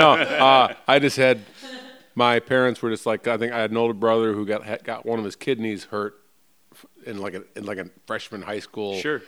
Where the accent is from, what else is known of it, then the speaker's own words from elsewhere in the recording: Chicago, Illinois, United States; It's like I grew up in Chicago